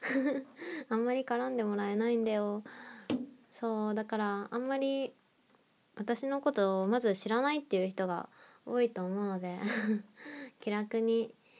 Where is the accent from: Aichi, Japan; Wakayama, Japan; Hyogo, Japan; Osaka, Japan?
Aichi, Japan; Nagoya; moved away; 地元が名古屋なんですけど